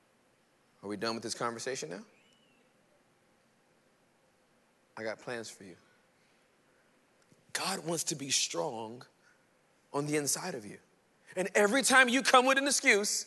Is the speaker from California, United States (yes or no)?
yes; Inglewood, California, United States; also born or lived in Irving, Texas; I was born and raised in Inglewood, California, the hood.